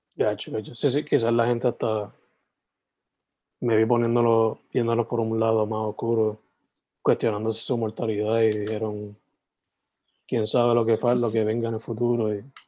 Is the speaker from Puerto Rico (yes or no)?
yes; Sabana Grande, Puerto Rico; soy de Sabana Grande originalmente